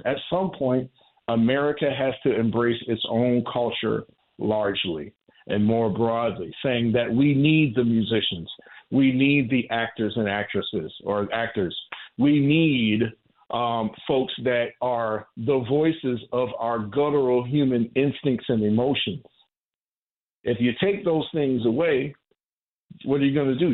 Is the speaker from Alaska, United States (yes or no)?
no; Warren, Ohio, United States; the Pentecostal church that I grew up in in Warren, Ohio